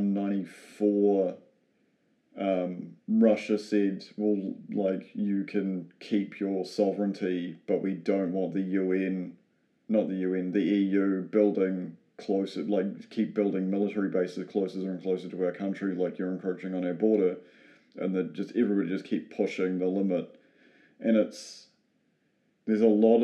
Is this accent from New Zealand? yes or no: yes; New Zealand; being a New Zealander, we're so far away from Europe